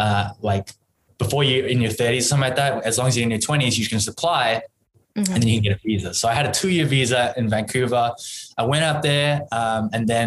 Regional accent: Perth, Western Australia, Australia; moved away as an adult; also born or lived in Singapore; now in Korea; I was born in Perth, Western Australia

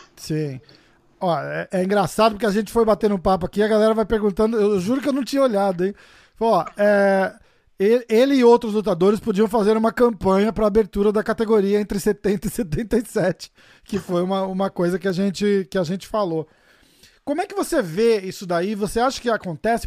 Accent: Brazil; eu sou brasileiro também

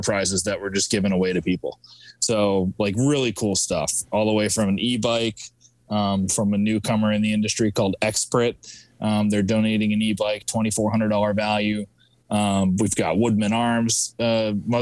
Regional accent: Vermont, United States; now in Massachusetts, United States; I'm from Vermont. I always say I'm from Vermont. That's where I was born and raised, but I live in Massachusetts now.

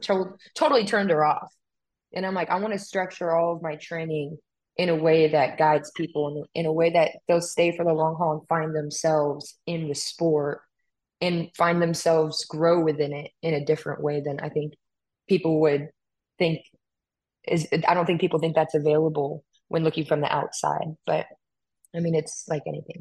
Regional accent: California, United States; moved away; I'm from California

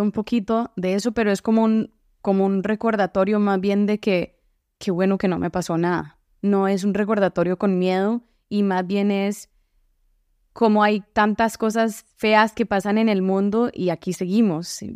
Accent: San José, Costa Rica; moved away as an adult; also born or lived in Boston; now in Seattle, United States; Soy de San José y crecí ahí

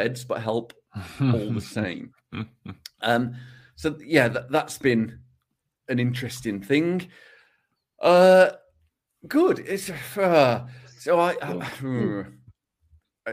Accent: England, United Kingdom; considers himself English rather than British

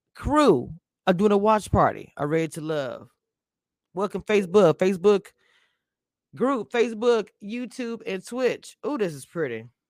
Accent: Louisiana, United States; also born or lived in the South; I'm from Louisiana

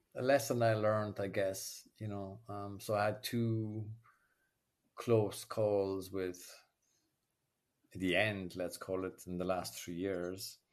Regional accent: Ireland; accent: Irish brogue; moved away as an adult; now in France; I grew up in Ireland in, an era where nobody spoke about their feelings

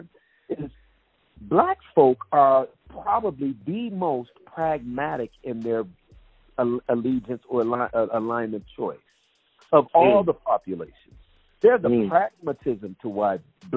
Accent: Detroit, Michigan, United States; my hometown of Detroit, where I was born and raised

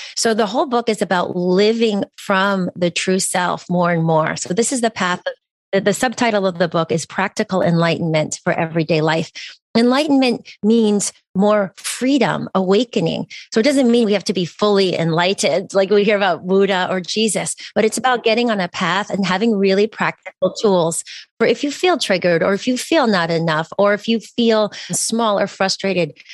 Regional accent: East Coast, United States; I'm from the East Coast, and I, you know, I had family there.

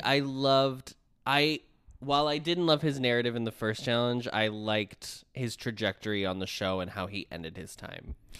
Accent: United States

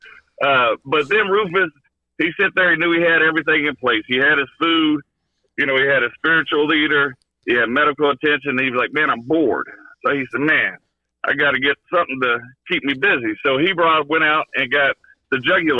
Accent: Kentucky, United States; I'm from Kentucky

